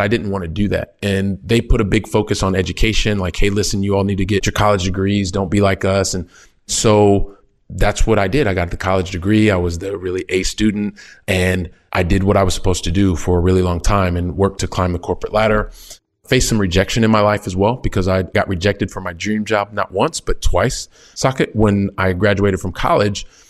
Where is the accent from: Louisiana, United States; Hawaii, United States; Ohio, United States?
Ohio, United States; Columbus; moved away as an adult; also born or lived in France / Italy; now in Barcelona, Spain; I'm a kid from Columbus, Ohio, very Midwest